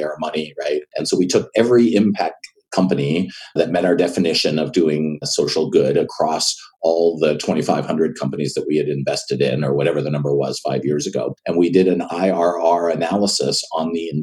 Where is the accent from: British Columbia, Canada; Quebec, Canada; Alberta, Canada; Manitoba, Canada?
Quebec, Canada; Montreal; moved away as an adult; now in United States; I'm born and raised in Montreal, Canada, and I left when I was about 25